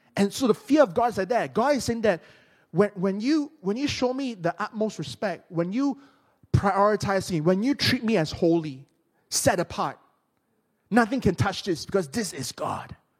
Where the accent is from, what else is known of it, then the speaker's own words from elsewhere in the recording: Penang, Malaysia; my hometown in Penang